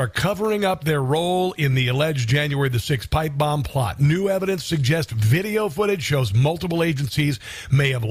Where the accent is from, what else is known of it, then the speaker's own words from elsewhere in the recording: Omaha, Nebraska, United States; I'm from Omaha. I'm a Midwest boy